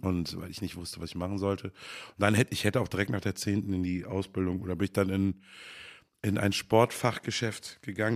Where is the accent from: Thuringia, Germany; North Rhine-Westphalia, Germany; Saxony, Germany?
North Rhine-Westphalia, Germany; Bad Honnef; born or raised there; also born or lived in Cologne / Bad Godesberg